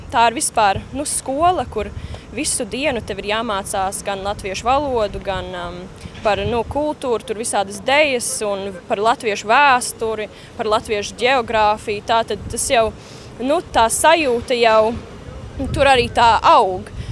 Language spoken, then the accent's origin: Latvian; Adelaide, South Australia, Australia; Un es tā uzaugu Austrālijā, nu, Adelaidē.